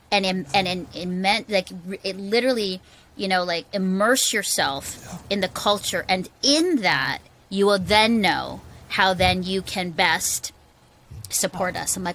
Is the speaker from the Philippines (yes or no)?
yes; Philippines; also born or lived in Singapore; I, I grew up in the Philippines, just context. I was actually adopted out of an orphanage by Canadian missionaries.